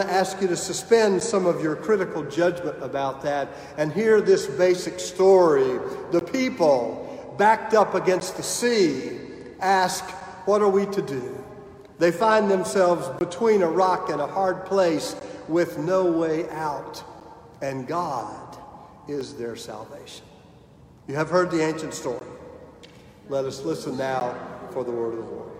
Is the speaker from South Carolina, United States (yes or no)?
yes; Clinton, South Carolina, United States; Amy and I grew up in Clinton, South Carolina, the home of Presbyterian College